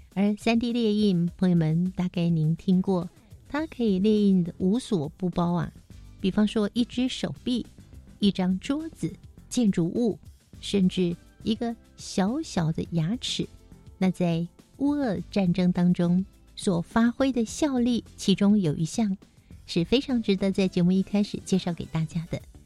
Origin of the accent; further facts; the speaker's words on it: Taiwan; 我们台湾人